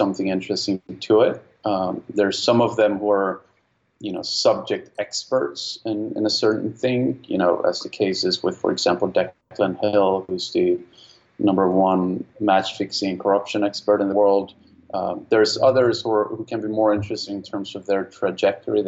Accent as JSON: {"language": "English", "country": "Sweden", "moved": "yes", "said": "I'm from Sweden originally."}